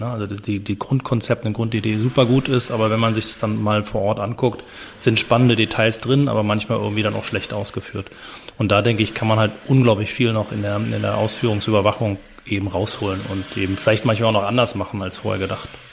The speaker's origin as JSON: {"language": "German", "region": "Berlin", "country": "Germany", "tie": "born or raised there", "also_born_or_lived": "London / Basel / Chile", "moved": "as an adult", "said": "weil es mein, meine Heimatstadt ist, weil ich da geboren bin"}